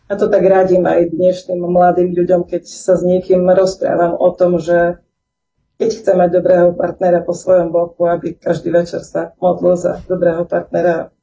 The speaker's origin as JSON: {"language": "Slovak", "town": "Bardejov", "region": "Prešov Region", "country": "Slovakia", "tie": "born or raised there", "moved": "as an adult", "lives_now": "Strážske, Slovakia", "said": "Ja som sa narodila v Bardejove, takisto v pravoslavnej rodine. Od mala sme boli takto učení chodiť do chrámu. Vyrastala som spolu so štyrma súrodencami"}